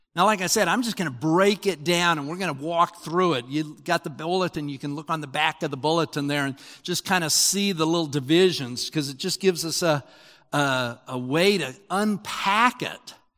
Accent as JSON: {"language": "English", "region": "Utah", "country": "United States", "tie": "born or raised there", "said": "I grew up in Utah"}